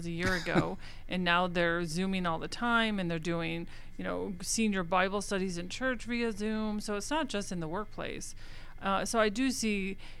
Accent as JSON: {"language": "English", "town": "Buffalo", "region": "New York", "country": "United States", "said": "I'm from Buffalo"}